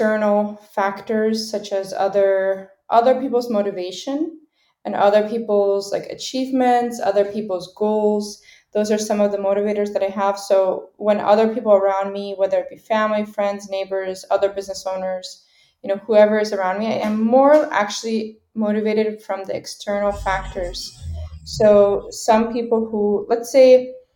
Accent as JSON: {"language": "English", "town": "Seattle", "region": "Washington", "country": "United States", "tie": "born or raised there", "also_born_or_lived": "Ukraine", "said": "I was born in Ukraine, and then I immigrated to the United States as a child, so like around age 2 or 3 years old. And I've been living in, you know, Washington State, Seattle, ever since"}